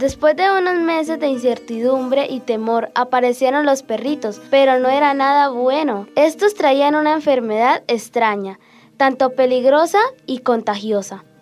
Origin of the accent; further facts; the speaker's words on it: Charalá, Santander, Colombia; soy de Charalá, vivo en el barrio San Luis